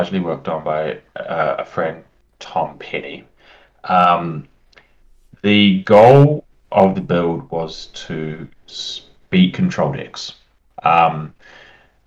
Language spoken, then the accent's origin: English; New Zealand; now in United Kingdom; You might be able to tell by my accent, but I'm from New Zealand.